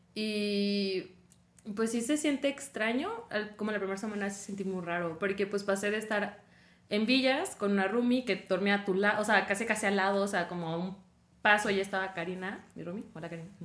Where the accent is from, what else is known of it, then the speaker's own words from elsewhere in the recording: Tabasco, Mexico; moved away as an adult; soy de Tabasco y pues ahí la verdad no hay como buenas universidades.